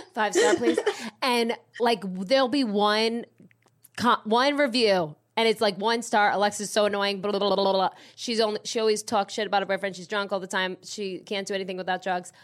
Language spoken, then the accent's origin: English; New Jersey, United States; I'm from Jersey